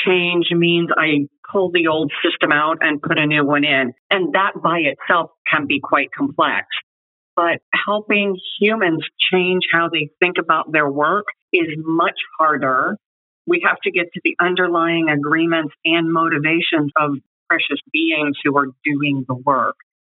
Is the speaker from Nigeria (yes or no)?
no; Munich, Bavaria, Germany; born there; I was born in Munich, Germany, as the daughter of a military officer and a mom who followed the military officer to Germany.